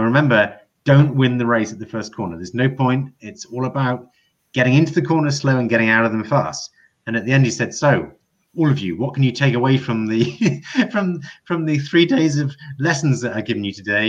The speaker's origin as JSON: {"language": "English", "area": "Scottish Borders", "region": "Scotland", "country": "United Kingdom", "tie": "born or raised there", "said": "we grew up in the Scottish Borders, Hugh. That's where we learned to drive"}